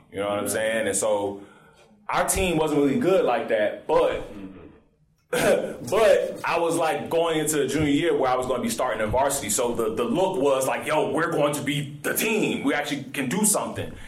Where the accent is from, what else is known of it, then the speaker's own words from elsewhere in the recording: Morrow, Georgia, United States; also born or lived in College Park, Georgia; I was born and raised in College Park so I was about six, and then we moved to Morrow